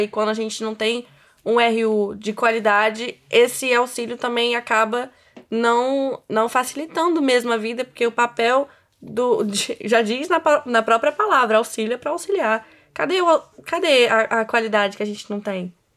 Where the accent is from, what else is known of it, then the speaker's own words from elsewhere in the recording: Cachoeiro de Itapemirim, Espírito Santo, Brazil; moved away as an adult; now in Vitória, Brazil; Sou de Cachoeira de Itapemirim